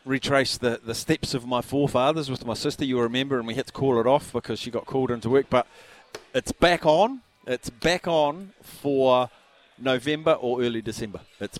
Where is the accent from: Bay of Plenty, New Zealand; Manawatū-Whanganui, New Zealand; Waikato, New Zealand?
Manawatū-Whanganui, New Zealand; Palmerston North; also born or lived in Gisborne; now in Auckland, New Zealand; I grew up in Palmy, and I was born on the corner of Stafford Street and Palmerston Street in Gisborne.